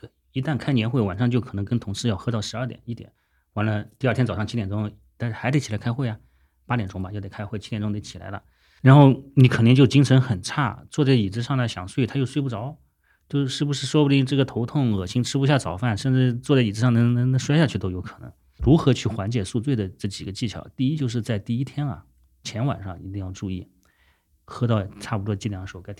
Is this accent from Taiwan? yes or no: no; Guangdong, China; 以前总是觉得说啊，我们是广东人自家煲的汤，要比外面的快餐要好。